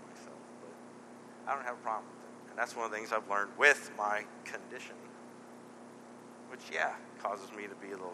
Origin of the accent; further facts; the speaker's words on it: Texas, United States; moved away; This church is the only reason why we stayed in this part of the world. We're both from Texas